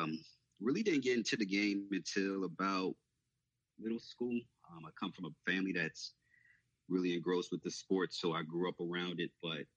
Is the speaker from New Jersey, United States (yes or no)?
yes; New Jersey, United States; I grew up in Jersey, grew up a Nets fan